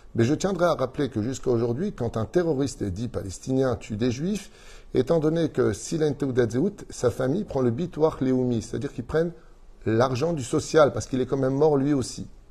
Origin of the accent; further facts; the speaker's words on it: Israel; Chez nous en Israël